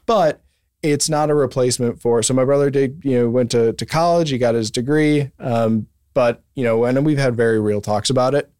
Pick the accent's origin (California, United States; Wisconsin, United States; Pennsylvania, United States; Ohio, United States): Wisconsin, United States; moved away; I'm from Wisconsin